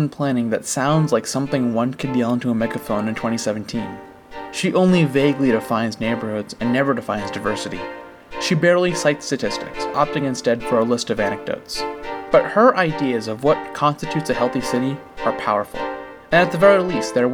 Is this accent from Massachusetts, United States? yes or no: yes; Franklin, Massachusetts, United States; my hometown, Franklin